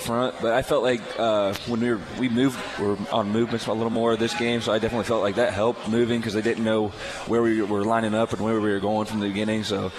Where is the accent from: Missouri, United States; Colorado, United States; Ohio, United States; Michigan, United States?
Ohio, United States; Brookville; I'm from Brookville High School